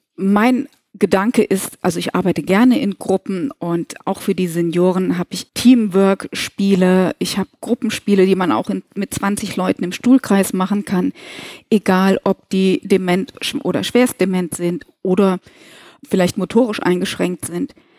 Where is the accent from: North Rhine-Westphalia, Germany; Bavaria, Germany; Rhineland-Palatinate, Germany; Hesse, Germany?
Hesse, Germany; Kassel; now in Koblenz, Germany; lebe im lustigen Rheinland in Koblenz, und ich glaube, der Frohsinn, der ist schon immer in meinem Gemüt, obwohl ich gebürtig aus Nordhessen komme, aus Kassel.